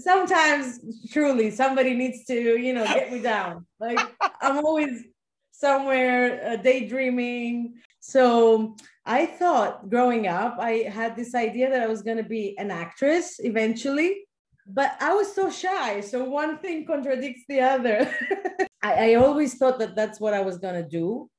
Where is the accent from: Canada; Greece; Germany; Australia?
Greece; Athens, Attica; Athens, yes.